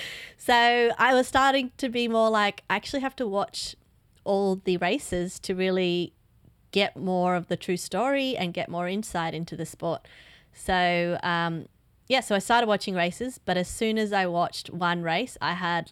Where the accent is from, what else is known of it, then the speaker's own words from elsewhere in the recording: Australia; Being an Aussie and all